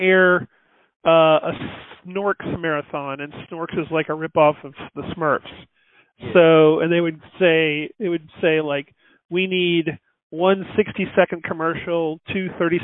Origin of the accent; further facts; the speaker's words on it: North Carolina, United States; moved away as an adult; also born or lived in Los Angeles; I'm originally from North Carolina, and I studied film and moved